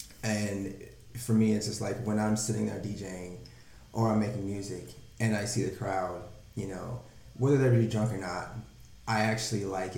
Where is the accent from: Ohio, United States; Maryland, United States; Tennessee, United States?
Tennessee, United States; Nashville; moved away as an adult; now in Chicago, United States; originally from Nashville, Tennessee.